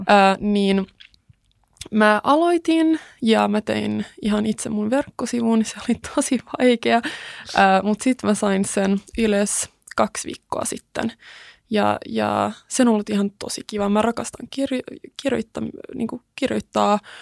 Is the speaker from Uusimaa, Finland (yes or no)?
yes; Kauniainen, Uusimaa, Finland; born or raised there; first language Swedish; Finnish is a second language; also born or lived in Sweden / United States